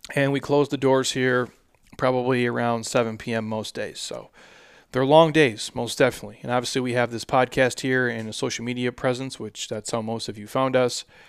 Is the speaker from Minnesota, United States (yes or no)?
yes; Minnesota, United States; moved away as an adult; now in Scottsdale, United States; where I grew up in Minnesota